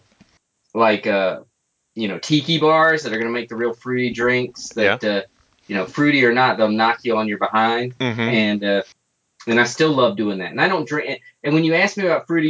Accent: North Carolina, United States; moved away; I grew up in North Carolina

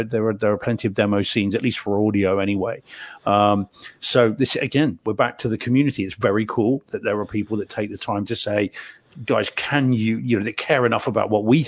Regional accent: Spain; also born or lived in New Zealand; I grew up in, well, I was born in New Zealand, grew up in Spain

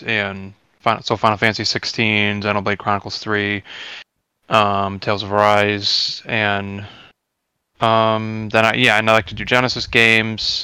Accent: New England, United States; I'm on the East Coast. I'm from New England.

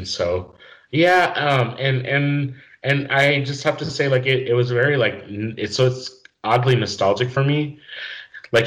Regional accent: New Mexico, United States; moved away as an adult; also born or lived in Indiana; New Mexico, my home state

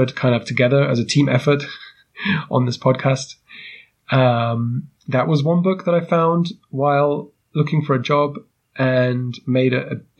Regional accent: United Kingdom; moved away as an adult; now in Germany; a British guy to move around Europe

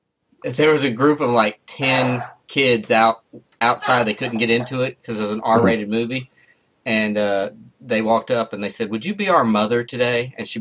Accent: Missouri, United States; we're from Missouri

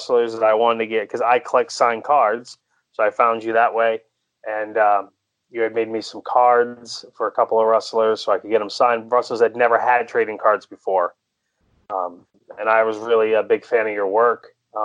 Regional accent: Maine, United States; I'm from Maine

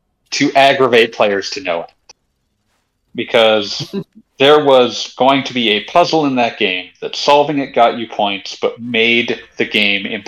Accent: Oregon, United States; I grew up in Oregon

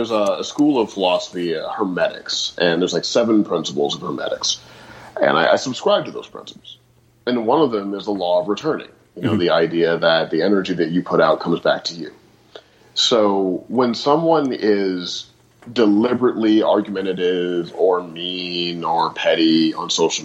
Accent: St. Louis, Missouri, United States; I grew up in St. Louis

